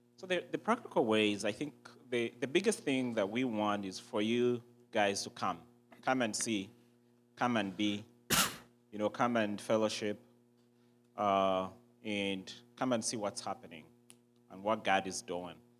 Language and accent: English; Uganda; I was born and raised in Uganda.